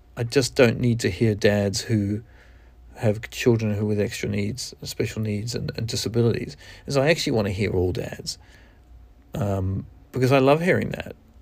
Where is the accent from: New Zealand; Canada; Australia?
New Zealand; accent: Kiwi; moved away; I'm from New Zealand, and, um, I haven't lived there for over twenty-five years